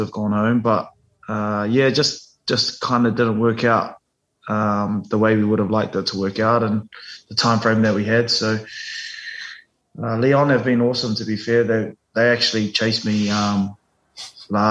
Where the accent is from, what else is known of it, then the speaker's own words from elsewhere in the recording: New Zealand; moved away as an adult; now in England, United Kingdom; I came straight from New Zealand in the systems that I'd played in for, you know, sort of 9-10 seasons. And New Zealand was just ingrained in me.